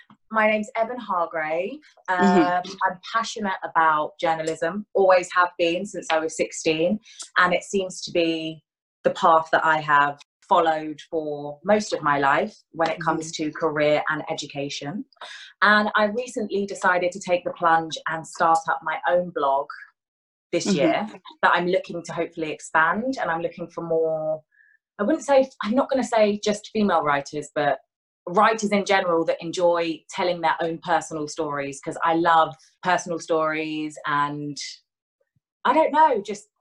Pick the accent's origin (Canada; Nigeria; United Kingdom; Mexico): United Kingdom; Hertfordshire, East of England; also born or lived in London; I grew up in Hertfordshire in London. London for the first 6 years of my life, and then Hertfordshire.